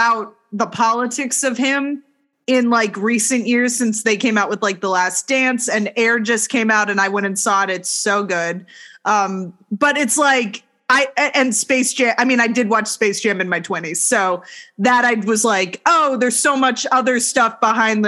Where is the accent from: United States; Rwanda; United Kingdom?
United States; Texas; I grew up in Texas